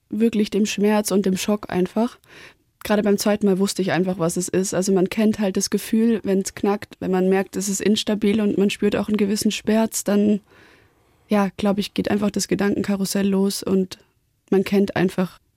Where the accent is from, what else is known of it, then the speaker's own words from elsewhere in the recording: Baden-Württemberg, Germany; Weil klar, wir sind ja auch aus dem Schwabenland und ja.